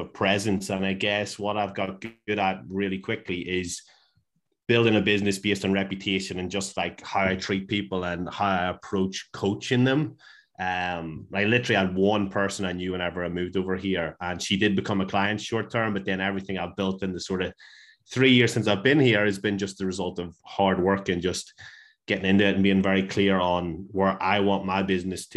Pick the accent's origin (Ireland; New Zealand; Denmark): Ireland; moved away as an adult; also born or lived in Liverpool, United Kingdom / Glasgow, United Kingdom; now in Perth, Australia; I am an Irish PT, moved here